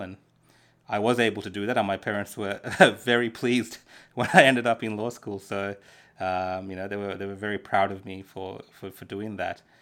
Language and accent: English; Dandenong, Victoria, Australia; English is a second language; also born or lived in Sri Lanka; I grew up in Dandenong